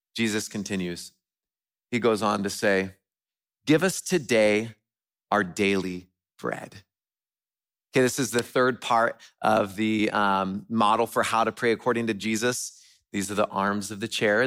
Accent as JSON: {"language": "English", "region": "West Coast", "country": "United States", "tie": "born or raised there", "moved": "yes", "said": "I grew up on the West Coast"}